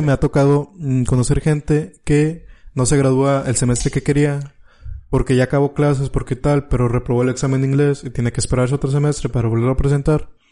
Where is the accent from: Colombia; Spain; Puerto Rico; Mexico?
Mexico; tú sabes que como mexicano